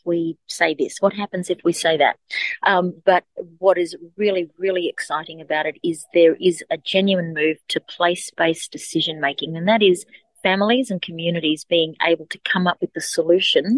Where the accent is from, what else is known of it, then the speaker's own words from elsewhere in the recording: Alice Springs, Northern Territory, Australia; Alice Springs, which is my hometown and my community where my family live, where my house is